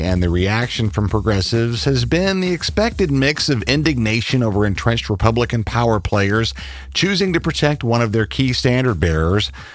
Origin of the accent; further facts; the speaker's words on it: Lubbock, Texas, United States; I'm from Cotton Country out in Lubbock myself